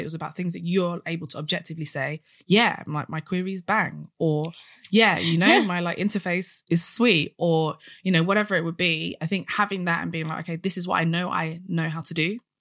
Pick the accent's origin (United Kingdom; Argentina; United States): United Kingdom; I'm British